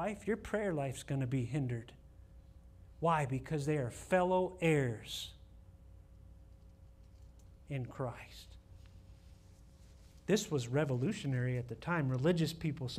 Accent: Ohio, United States; moved away as an adult; Carolyn and I grew up with Bob in Ohio in the college group at church

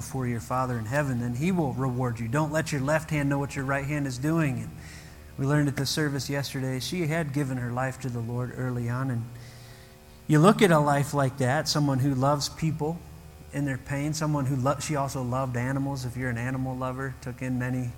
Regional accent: United States; moved away; I grew up near Lake Erie.

